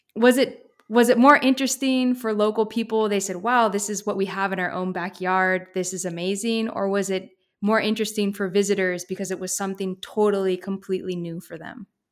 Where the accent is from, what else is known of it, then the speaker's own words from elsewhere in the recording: Pacific Northwest, United States; also born or lived in Eugene, Oregon; I'm from the Pacific Northwest